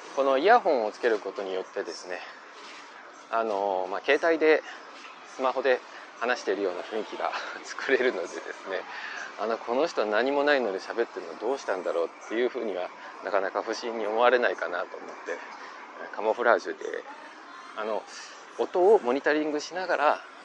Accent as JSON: {"language": "Japanese", "region": "Osaka", "country": "Japan", "tie": "born or raised there", "moved": "as an adult", "lives_now": "Taiwan", "said": "自分自身が大阪出身大阪育ちのものなので"}